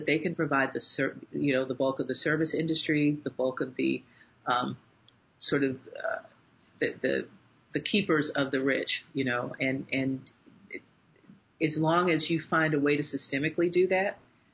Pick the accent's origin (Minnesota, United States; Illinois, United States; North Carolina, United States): North Carolina, United States; my home state of North Carolina